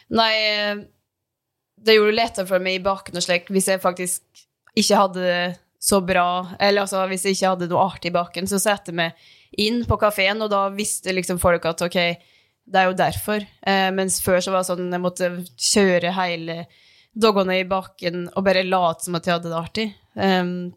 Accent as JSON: {"language": "Norwegian", "town": "Dombås", "region": "Innlandet", "country": "Norway", "moved": "yes", "said": "hjemme på Dombås"}